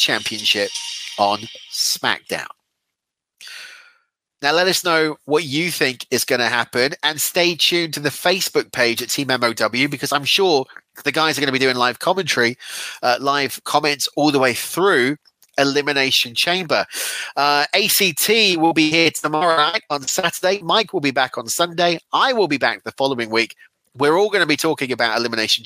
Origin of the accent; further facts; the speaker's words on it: Weymouth, South West England, United Kingdom; my hometown of Weymouth